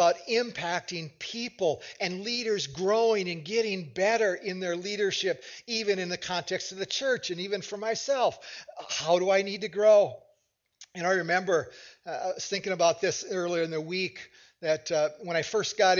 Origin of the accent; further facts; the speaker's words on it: United States; as an American